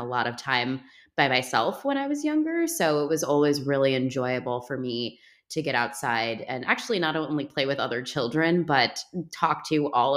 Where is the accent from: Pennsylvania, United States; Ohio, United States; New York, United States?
New York, United States; New York City; moved away as an adult; now in New Jersey, United States; I'm from Brooklyn, New York. I'm a city kid. I grew up in the city